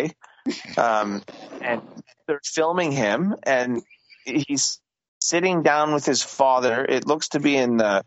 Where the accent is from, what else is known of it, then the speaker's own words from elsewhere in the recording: Canada; I'm so Canadian